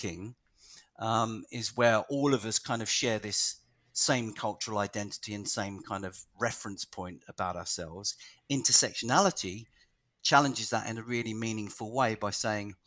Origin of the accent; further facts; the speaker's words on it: London, United Kingdom; my whole family is Irish, and I was born in London to Irish parents all the way through the 60s and 70s and 80s